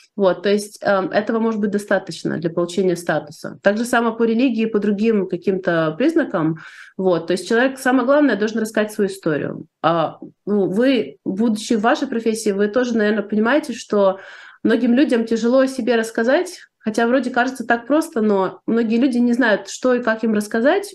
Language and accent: Russian; Odesa, Odesa Oblast, Ukraine; moved away as an adult; now in United States; я живу в Штатах уже больше 30 лет, Сама я из Одессы, из Украины.